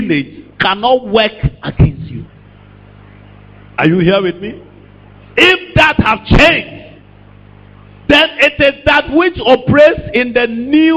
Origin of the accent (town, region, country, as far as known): Ashanti, Ghana